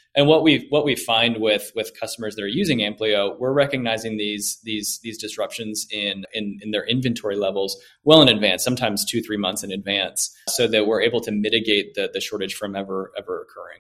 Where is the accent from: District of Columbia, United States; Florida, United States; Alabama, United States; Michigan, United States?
Florida, United States; Orlando; moved away as an adult; also born or lived in Greenville, South Carolina; now in Atlanta, United States; I grew up in Orlando, Florida